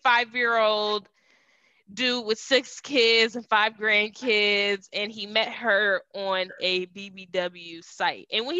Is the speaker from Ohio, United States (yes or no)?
yes; Cleveland, Ohio, United States; I'm the one that's from Cleveland